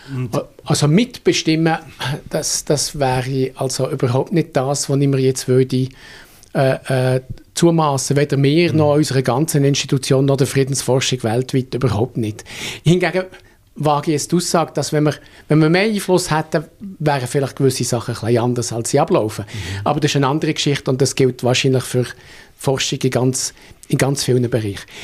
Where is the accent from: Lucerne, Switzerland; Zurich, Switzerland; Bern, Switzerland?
Bern, Switzerland; also born or lived in Basel; als, als Berner